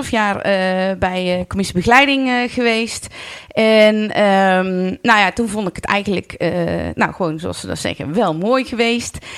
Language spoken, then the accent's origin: Dutch; Vught, North Brabant, Netherlands; born there; now in Oeteldonk, Netherlands; Ik ben 49 jaar en eh, geboren in Vught. En al sinds mijn studententijd woonachtig in Oeteldonk.